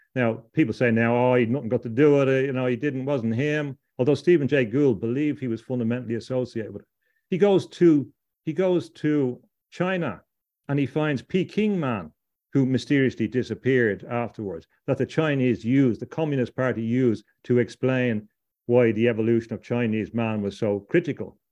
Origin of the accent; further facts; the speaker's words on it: Ireland; also born or lived in London; I come from Ireland